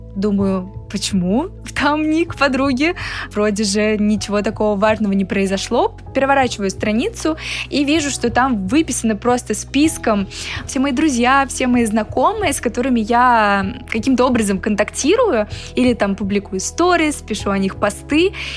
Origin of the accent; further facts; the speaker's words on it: Moscow, Russia; я из Москвы